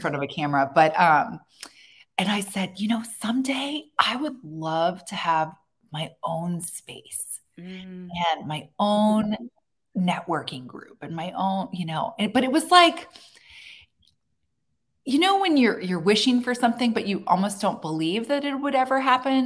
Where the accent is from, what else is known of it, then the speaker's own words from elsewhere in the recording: Annapolis, Maryland, United States; I built my roots in my hometown. I built a name for myself here